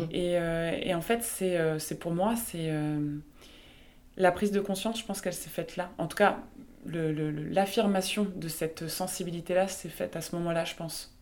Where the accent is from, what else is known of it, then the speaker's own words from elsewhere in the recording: the East, eastern France, France; d'avoir grandi dans un, dans un territoire très rural, alors je suis originaire de l'Est